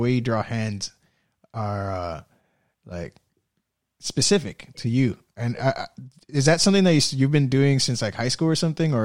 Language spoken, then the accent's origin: English; Miami, Florida, United States; we're both from Miami